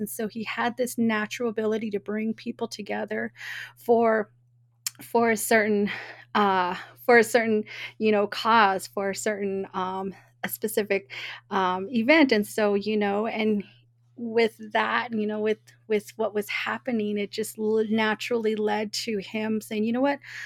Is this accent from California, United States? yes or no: yes; Oakland, California, United States; I was born and raised in Oakland